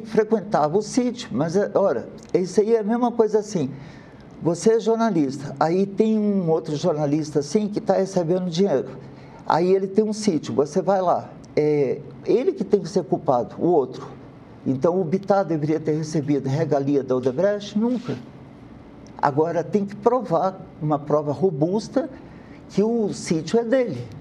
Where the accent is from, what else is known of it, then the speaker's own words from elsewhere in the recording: Brazil; como brasileiro